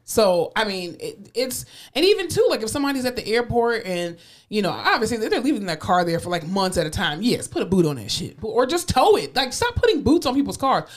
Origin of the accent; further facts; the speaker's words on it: Fort Lauderdale, Florida, United States; now in Texas, United States; I'm from Fort Lauderdale